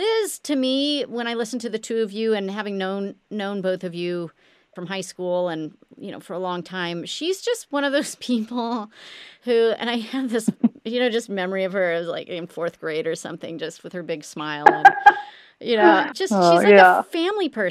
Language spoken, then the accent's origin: English; Midwest, United States; we were growing up in the Midwest